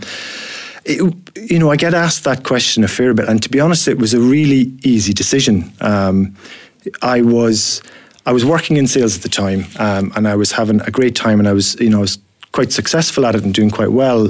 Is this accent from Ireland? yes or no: yes; Ireland; accent: Irish; now in Scotland; you'll have detected from the accent that I'm Irish myself